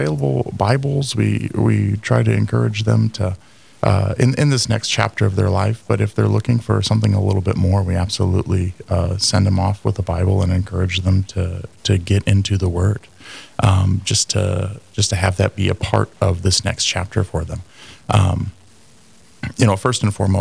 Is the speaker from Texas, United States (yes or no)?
no; California, United States; moved away as an adult; now in Fargo, United States; I'm originally from California, and I moved really to Fargo in 2008